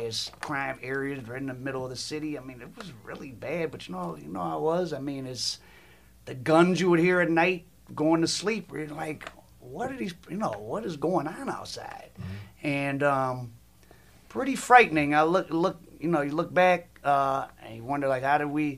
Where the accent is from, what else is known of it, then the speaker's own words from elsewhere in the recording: Detroit, Michigan, United States; same thing for me in Detroit. I'm one step of removal from, you know, Detroit public schools, K-12